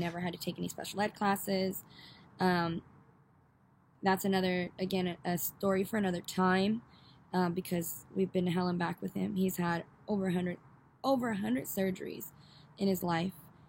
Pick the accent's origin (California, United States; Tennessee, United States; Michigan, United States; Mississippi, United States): California, United States; Northern; we are from Northern California. NorCal, baby